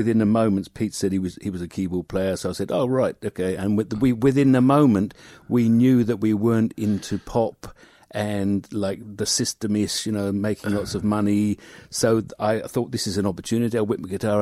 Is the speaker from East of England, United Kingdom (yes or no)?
no; London, United Kingdom; moved away as an adult; now in Dunedin, New Zealand; London originally, but for the last 15 years I've been here in Dunedin